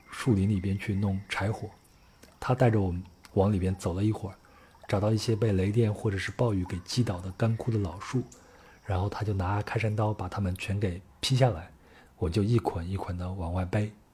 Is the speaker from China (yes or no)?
yes; China; 我是从中国来的